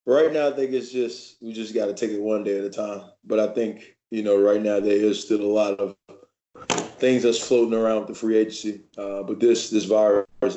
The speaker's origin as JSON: {"language": "English", "region": "Louisiana", "country": "United States", "moved": "yes", "lives_now": "Frisco, United States", "said": "I'm a Cowboys fan from Louisiana"}